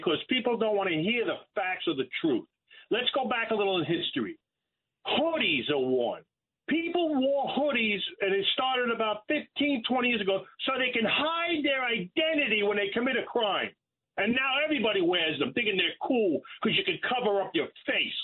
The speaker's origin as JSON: {"language": "English", "town": "New York City", "region": "New York", "country": "United States", "tie": "born or raised there", "said": "I'm from Brooklyn my whole life"}